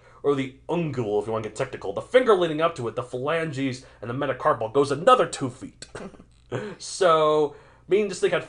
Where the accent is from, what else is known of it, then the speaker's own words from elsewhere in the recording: Texas, United States; I grew up in Texas, so.